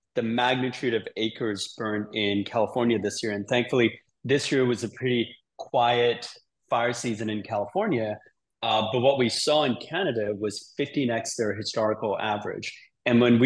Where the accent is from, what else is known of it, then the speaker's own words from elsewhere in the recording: Sydney, New South Wales, Australia; now in San Francisco, United States; I live in San Francisco. I grew up in Sydney as a kid